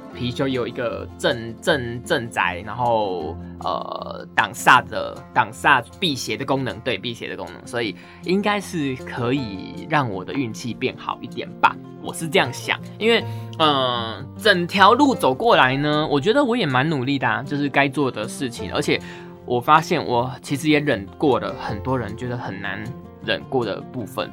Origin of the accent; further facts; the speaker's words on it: Taiwan; 我们台湾人